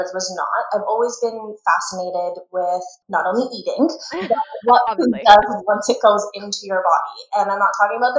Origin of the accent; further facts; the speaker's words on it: Guelph, Ontario, Canada; also born or lived in Kenilworth, Ontario; I was born and raised in Guelph, and then we moved to a tiny little town that is just an intersection called Kenilworth.